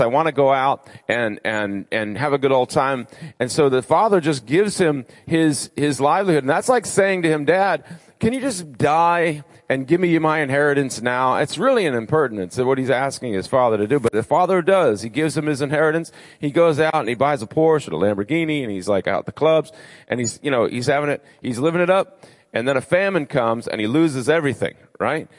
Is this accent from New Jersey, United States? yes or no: no; Rhode Island, United States; moved away as an adult; also born or lived in Nashville, Tennessee / Orlando, Florida; I'm originally from Rhode Island. Um, and so, I'm a New Englander through and through